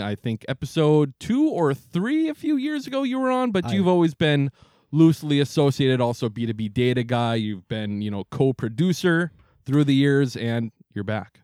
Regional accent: Wisconsin, United States; now in Minneapolis, United States; We're from Wisconsin

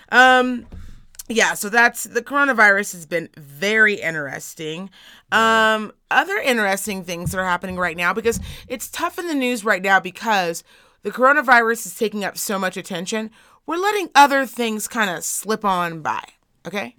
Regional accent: Reno, Nevada, United States; I am from Reno, Nevada.

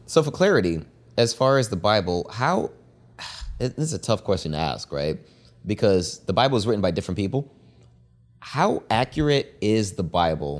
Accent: Zimbabwe; moved away; born and raised in Zimbabwe

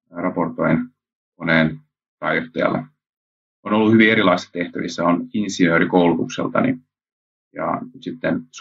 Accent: Japan; Synnyin Japanissa ja olen koko lapsuuteni käytännössä asunut siellä ja vanhemmat olivat lähetystyössä siellä

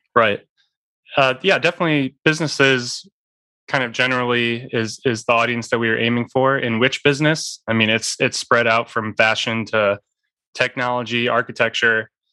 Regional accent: northern Indiana, United States; I was born and raised in in the Midwest, so I was surrounded by uh, corn and soybean fields growing up

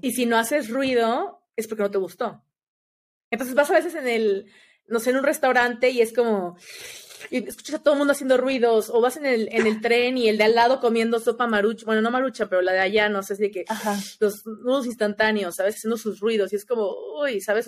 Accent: Mexico; soy de México

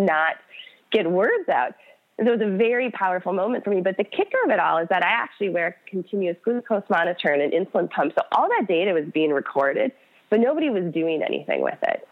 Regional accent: Minnesota, United States; moved away; I grew up in Minnesota.

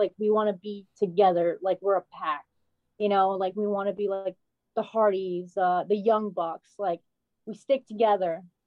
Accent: Rhode Island, United States; I'm from Rhode Island

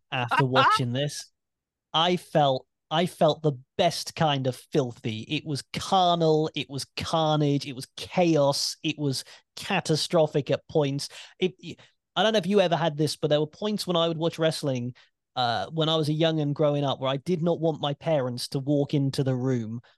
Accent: United Kingdom; as a British wrestling fan

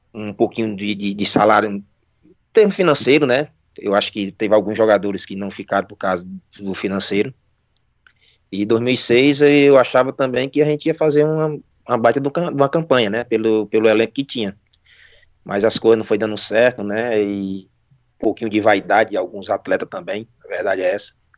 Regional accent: Jaguaruana, Ceará, Brazil; sou de Jaguaruana

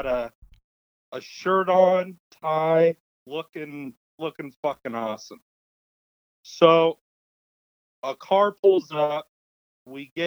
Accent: Las Vegas, Nevada, United States; born and raised here in Vegas

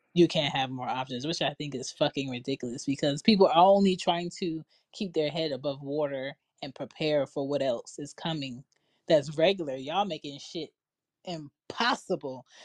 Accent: Philadelphia, Pennsylvania, United States; my house that I grew up in in Philly

